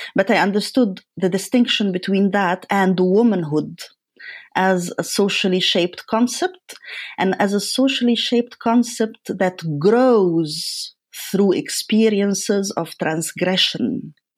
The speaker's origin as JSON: {"language": "English", "town": "Cairo", "region": "Cairo Governorate", "country": "Egypt", "tie": "born or raised there", "moved": "yes", "said": "as a woman, as a child, and as a woman growing up in Cairo"}